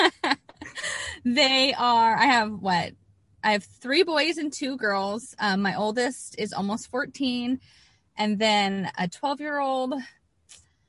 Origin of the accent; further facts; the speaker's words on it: California, United States; moved away as an adult; also born or lived in Idaho; I was born and raised in California